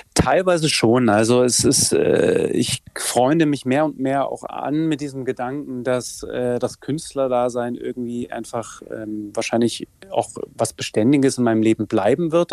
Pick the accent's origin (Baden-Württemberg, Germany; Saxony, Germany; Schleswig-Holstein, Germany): Saxony, Germany; in meinem Heimatland Sachsen